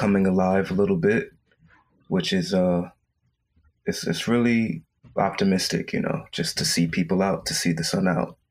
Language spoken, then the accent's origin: English; New York City, New York, United States; also born or lived in Brooklyn / Long Island / Valley Stream; I grew up here in New York